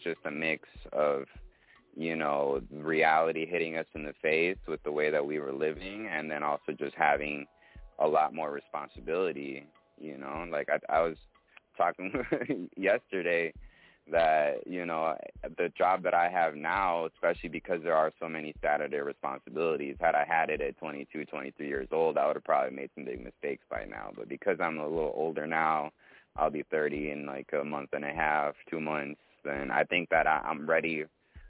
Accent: Colombia; also born or lived in Midwest, United States / Brazil; now in Long Beach, United States; Well, I'm from Colombia

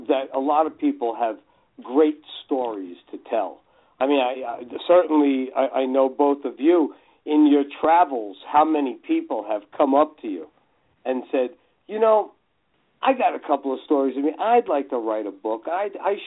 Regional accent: Hudson County, New Jersey, United States; also born or lived in Los Angeles; I was born and raised right outside of New York in Hudson County, New Jersey

